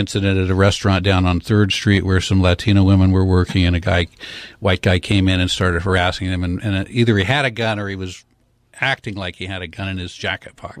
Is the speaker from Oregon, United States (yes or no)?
yes; Portland, Oregon, United States; I grew up in Portland